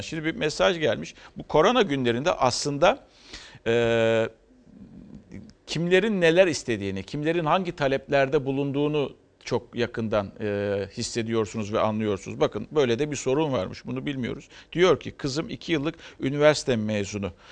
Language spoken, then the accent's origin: Turkish; Turkey; Bu toprakta büyüdük, doğduk, büyüdük ve bu toprakta ölecek insanlarız